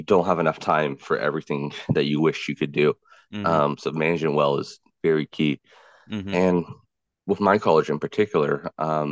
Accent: Louisville, Kentucky, United States; moved away; also born or lived in New York / Puerto Rico (ancestry); I'm Hispanic, but born in Louisville, Kentucky, which is a very country southern type of city, and then moving out to New York

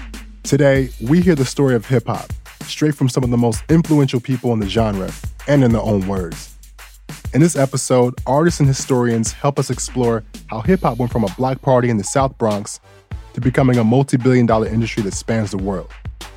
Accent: Bangkok, Thailand; English is a second language; I grew up in Bangkok, Thailand, but my roots are in Atlanta, Georgia.

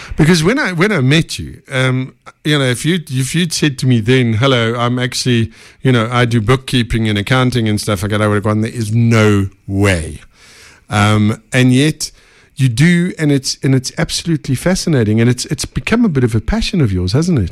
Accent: Benoni, Gauteng, South Africa; I'm a Benoni boy, so, you know, East Rand.

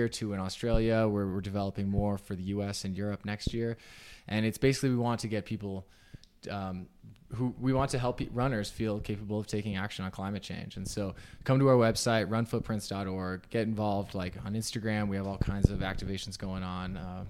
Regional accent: Southern Utah, United States; now in Salt Lake City, United States; I grew up in Southern Utah

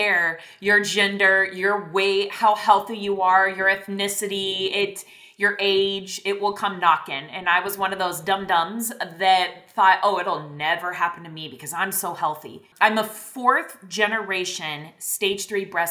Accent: Iowa, United States; moved away as an adult; now in Texas, United States; I grew up in Iowa, out in the middle of a cornfield.

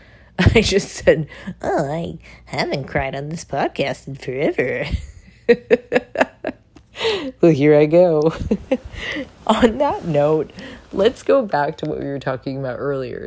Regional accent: San Diego, California, United States; I'm Polish and Japanese, and I did not look like everybody I grew up with in San Diego

